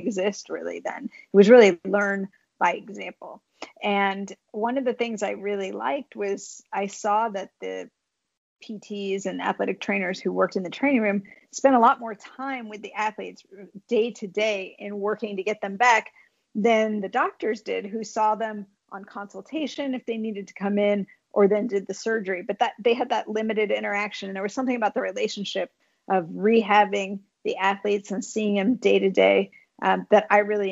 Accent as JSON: {"language": "English", "region": "California", "country": "United States", "tie": "born or raised there", "also_born_or_lived": "Boston, Massachusetts / Bay Area", "moved": "as an adult", "lives_now": "Connecticut, United States", "said": "I was born in Boston, but grew up a Californian."}